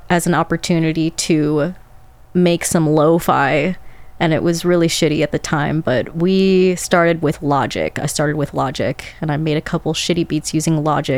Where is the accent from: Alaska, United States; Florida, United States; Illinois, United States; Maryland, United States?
Illinois, United States; Chicago; Born and raised in Chicago